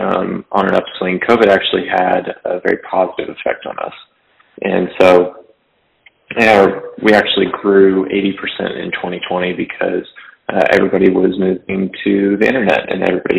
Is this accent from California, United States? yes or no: yes; Fresno, California, United States; I was from Fresno, California. So farm town, about 400,000 people.